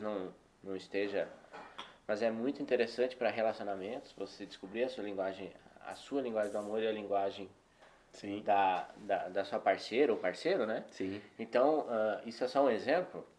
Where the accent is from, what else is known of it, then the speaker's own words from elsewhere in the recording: Paraná, Brazil; now in Belo Horizonte, Brazil; Eu sou paranaense